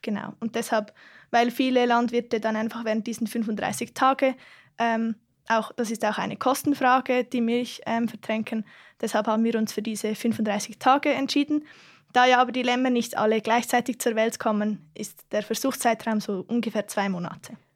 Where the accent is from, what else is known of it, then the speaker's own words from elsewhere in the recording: Aargau, Switzerland; ich komme aus dem Kanton Aargau